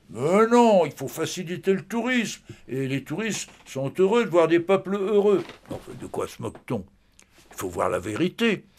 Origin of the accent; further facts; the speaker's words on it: France; chez nous